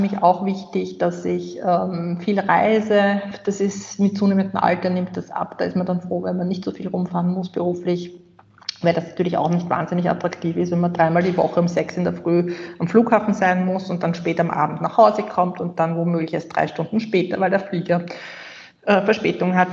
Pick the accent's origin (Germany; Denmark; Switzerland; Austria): Austria; bei uns in Österreich